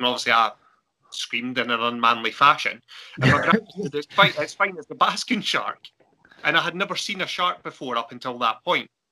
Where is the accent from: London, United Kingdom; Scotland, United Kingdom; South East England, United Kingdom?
Scotland, United Kingdom; Arran; I'm from originally from Arran over on the west coast